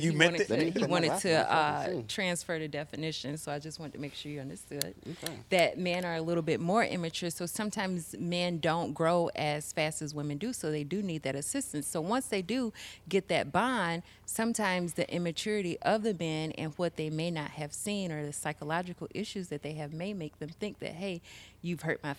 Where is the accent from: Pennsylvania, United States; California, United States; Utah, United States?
Utah, United States; Huntsville; Huntsville? Well, we're from Utah.